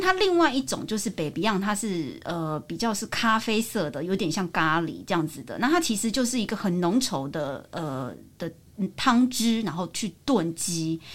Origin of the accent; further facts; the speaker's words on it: Taiwan; 我们就从台湾来的我跟我师傅